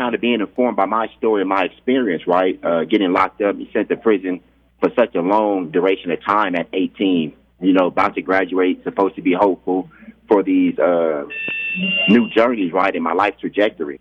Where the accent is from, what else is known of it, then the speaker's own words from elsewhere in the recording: Stockton, California, United States; I was born and raised in Stockton, a Stocktonian